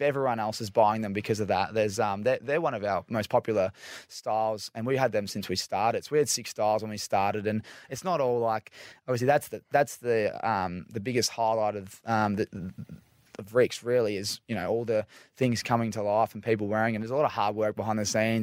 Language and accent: English; Victoria, Australia; I'm from Victoria.